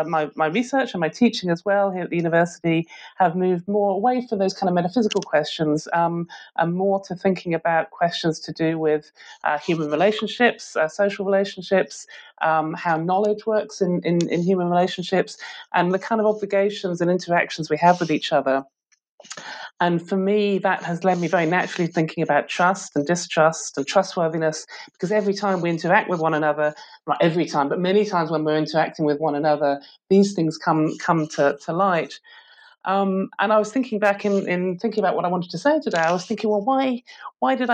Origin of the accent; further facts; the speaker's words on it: Stoke-on-Trent, West Midlands, United Kingdom; now in St Andrews, United Kingdom; I was born and I grew up in Stoke-on-Trent, which is a city in the West Midlands of England